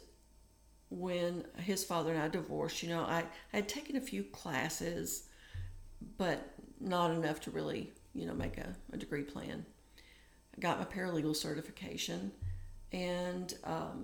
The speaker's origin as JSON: {"language": "English", "region": "Tennessee", "country": "United States", "tie": "born or raised there", "also_born_or_lived": "Michigan", "said": "I was sent from Michigan to Tennessee to live with an aunt"}